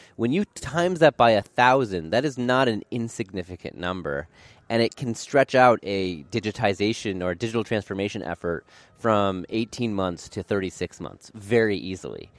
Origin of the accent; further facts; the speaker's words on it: Portland, Oregon, United States; moved away as an adult; I grew up in Portland, Oregon.